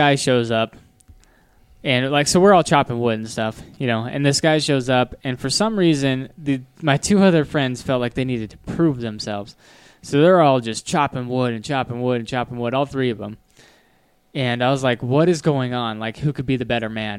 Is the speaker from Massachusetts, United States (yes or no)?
no; Wyoming, United States; I grew up in Wyoming, and that's how everybody is